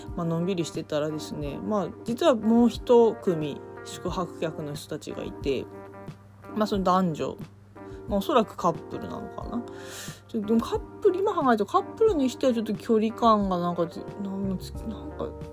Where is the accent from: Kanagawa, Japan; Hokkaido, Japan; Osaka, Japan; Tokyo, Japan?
Hokkaido, Japan; Sapporo; moved away; 私地元札幌なんですけど